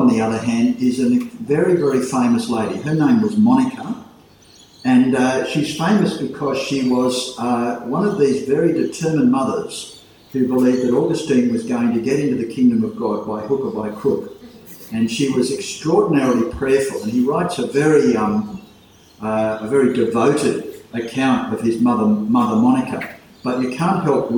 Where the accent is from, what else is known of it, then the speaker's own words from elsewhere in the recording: Port Macquarie, New South Wales, Australia; When I was growing up in Port Macquarie Church